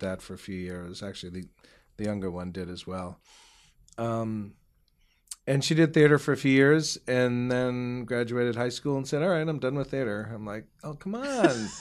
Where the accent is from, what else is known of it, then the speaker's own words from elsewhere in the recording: Newton, Massachusetts, United States; also born or lived in Melrose; now in Malden, United States; I grew up in Newton, so I'm a Newton boy